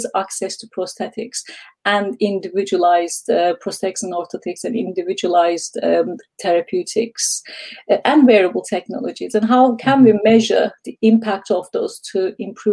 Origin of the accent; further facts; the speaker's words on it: Istanbul, Turkey; moved away as an adult; now in United Kingdom; I'm from Istanbul, Turkey. And then 21 years ago, I came to UK